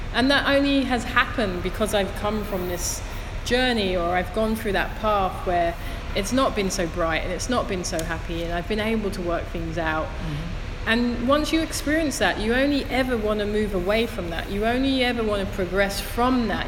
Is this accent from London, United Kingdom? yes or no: yes; London, United Kingdom; moved away; I'm from Thamesmead, which is in southeast London